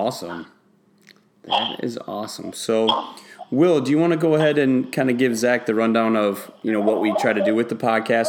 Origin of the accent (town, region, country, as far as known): Northern Wisconsin, United States; moved away as an adult; also born or lived in Houston